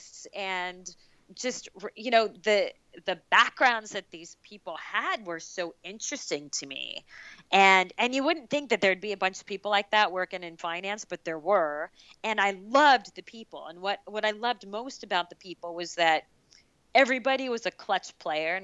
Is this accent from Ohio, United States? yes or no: no; Arizona, United States; So I'm from Arizona, so that's my home state